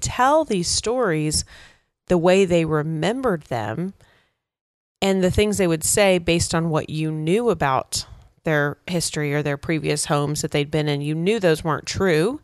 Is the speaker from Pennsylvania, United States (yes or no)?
no; West Texas, United States; I grew up in West Texas